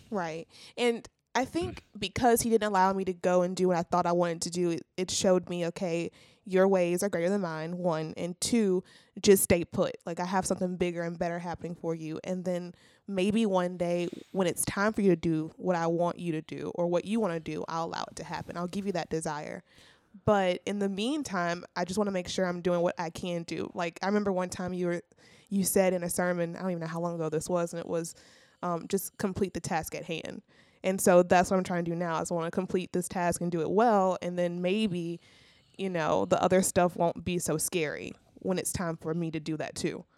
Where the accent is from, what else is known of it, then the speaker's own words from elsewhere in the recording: Zachary, Louisiana, United States; moved away as an adult; also born or lived in Alexandria, Louisiana; I'm from Zachary, Louisiana